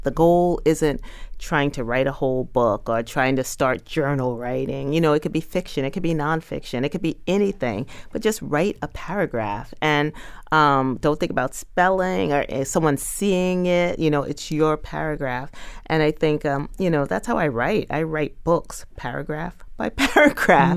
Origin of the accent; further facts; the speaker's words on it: New York City, New York, United States; when I was a kid growing up in Bushwick